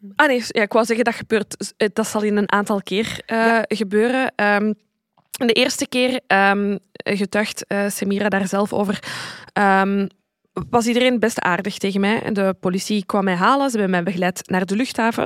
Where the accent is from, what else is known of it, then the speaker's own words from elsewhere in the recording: Zaventem, Flanders, Belgium; want ik ben van Zaventem en Steenokkerzeel ligt daar vlakbij.